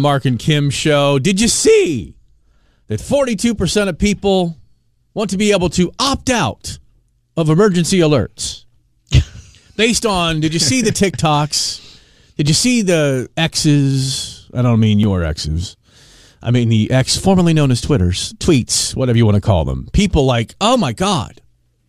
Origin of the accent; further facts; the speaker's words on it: Arlington, Virginia, United States; when I was a kid, I grew up in Arlington, Virginia